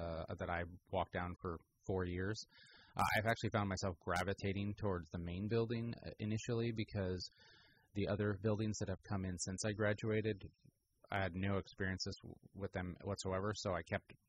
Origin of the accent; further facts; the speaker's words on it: Petaluma, California, United States; also born or lived in Santa Barbara / Irvine; I grew up here in Petaluma